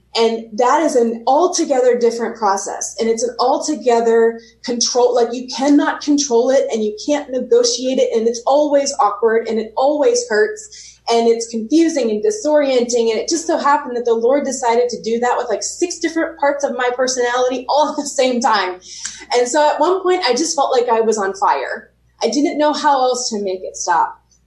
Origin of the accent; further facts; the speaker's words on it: Pennsylvania, United States; i'm in pennsylvania right now